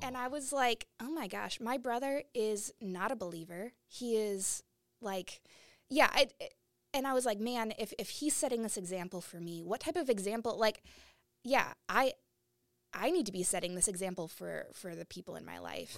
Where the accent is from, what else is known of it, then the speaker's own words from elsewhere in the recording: Portland, Oregon, United States; I grew up in Portland, Oregon